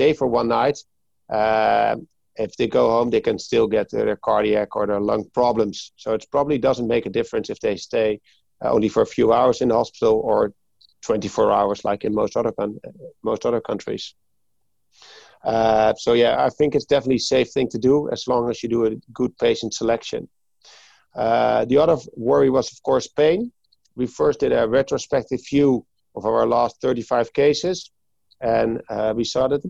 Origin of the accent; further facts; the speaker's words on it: Hoorn, North Holland, Netherlands; I'm from Hoorn, which is like 20 minutes from Amsterdam